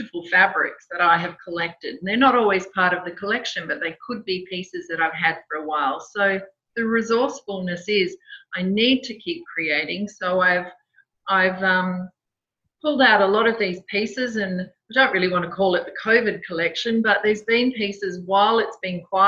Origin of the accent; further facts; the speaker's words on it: Perth, Western Australia, Australia; I grew up in Perth